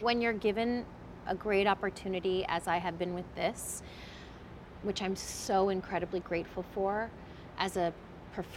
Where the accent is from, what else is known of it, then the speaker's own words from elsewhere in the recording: New York City, New York, United States; I was born in the Bronx.